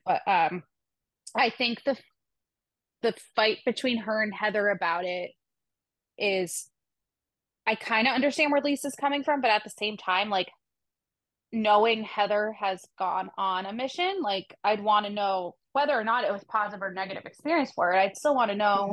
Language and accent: English; Boston, Massachusetts, United States; one Boston girl to another